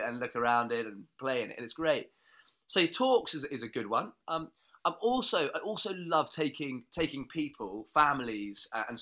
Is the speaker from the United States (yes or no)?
no; Norfolk, East Anglia, East of England, United Kingdom; I was born and brought up in Norfolk in East Anglia